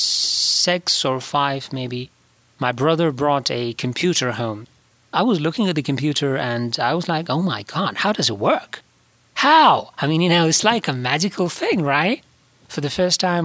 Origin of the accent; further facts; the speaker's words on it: Herat, Afghanistan; moved away as an adult; now in Pittsburgh, United States; I was born in Herat, Afghanistan.